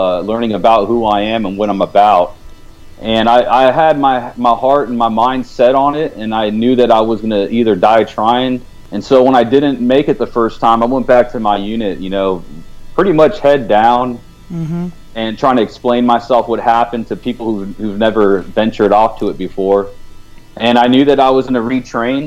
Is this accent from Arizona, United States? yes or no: no; California, United States; moved away as an adult; also born or lived in East Coast; now in Dallas, United States; I'm originally from California, born and raised